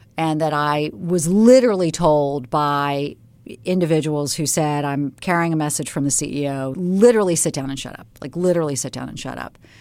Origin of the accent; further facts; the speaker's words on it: Charleston, South Carolina, United States; moved away; I grew up in Charleston, South Carolina